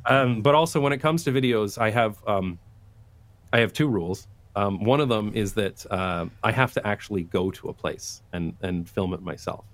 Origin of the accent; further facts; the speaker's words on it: London, Ontario, Canada; moved away as an adult; also born or lived in United Kingdom / Taiwan / Belgium; now in Amsterdam, Netherlands; I'm from London, Ontario, Canada, which is a very suburban place.